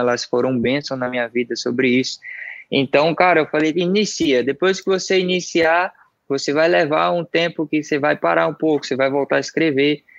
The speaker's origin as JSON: {"language": "Portuguese", "town": "Salvador", "region": "Bahia", "country": "Brazil", "tie": "born or raised there", "also_born_or_lived": "Santos", "moved": "as an adult", "said": "eu sou soteropolitano, sou daqui de Salvador. Eu nasci ali no bairro chamado Pedreiras"}